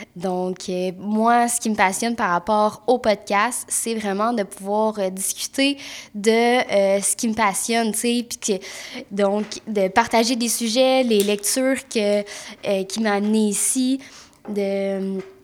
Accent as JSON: {"language": "French", "town": "Mont-Tremblant", "region": "Quebec", "country": "Canada", "said": "je viens de Mont-Tremblant, puis je suis massothérapeute"}